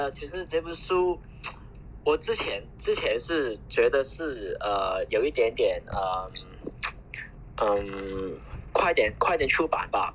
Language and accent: Chinese; Hong Kong; 我们我们香港人觉得很奇怪